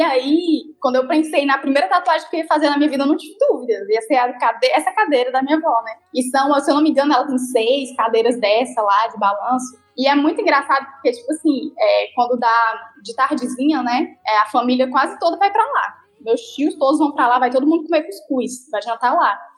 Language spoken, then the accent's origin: Portuguese; Jaguaribara, Ceará, Brazil; also born or lived in São Paulo; eu nasci em São Paulo, né? Cresci em São Paulo, vivi até os sete anos, mais ou menos. E com, com sete anos, vim embora para Jaguaribara Velha.